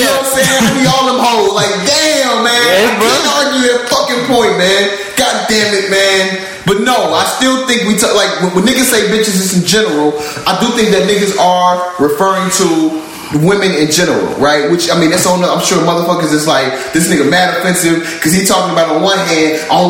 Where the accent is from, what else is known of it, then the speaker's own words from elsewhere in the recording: Chicago, Illinois, United States; I grew up in Chicago